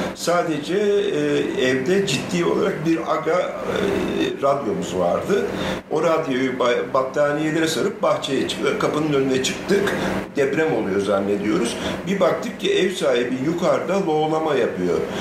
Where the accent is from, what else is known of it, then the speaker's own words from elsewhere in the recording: Ankara, Turkey; also born or lived in Diyarbakır; Ben e, Ankara'da doğdum. E, hayatımın küçük bir bölümü hariç hep Ankara'da yaşadım